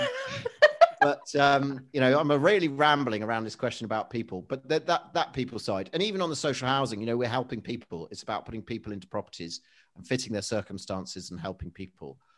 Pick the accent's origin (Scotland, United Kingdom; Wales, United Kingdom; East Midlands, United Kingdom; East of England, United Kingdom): East Midlands, United Kingdom; Leicester; I'm originally from Leicestershire. I was born in Leicester.